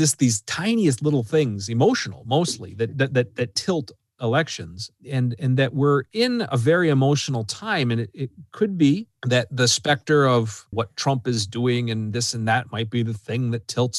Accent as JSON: {"language": "English", "area": "Mesabi Iron Range", "region": "Minnesota", "country": "United States", "tie": "born or raised there", "said": "my home region, the Mesabi Iron Range"}